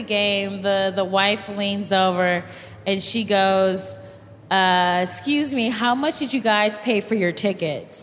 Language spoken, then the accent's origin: English; Cleveland, Ohio, United States; I'm from Cleveland